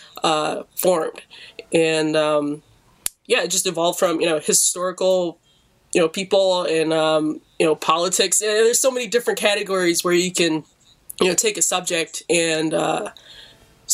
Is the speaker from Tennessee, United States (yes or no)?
no; Detroit, Michigan, United States; I'm an artist from Detroit, born and raised